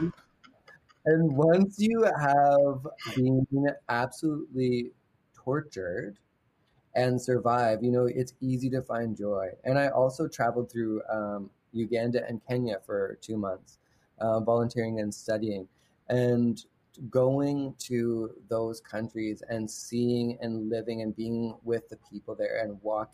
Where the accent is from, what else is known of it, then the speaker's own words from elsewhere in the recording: London, Ontario, Canada; I was raised in London, Ontario.